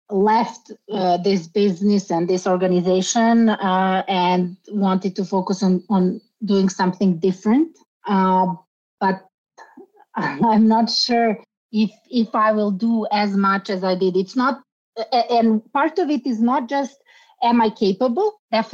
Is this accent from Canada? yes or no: no; Sarajevo, Federation of Bosnia and Herzegovina, Bosnia & Herzegovina; now in Belgrade, Serbia; In the 1990s, I actually was a refugee. I came from Bosnia, from Sarajevo to Belgrade.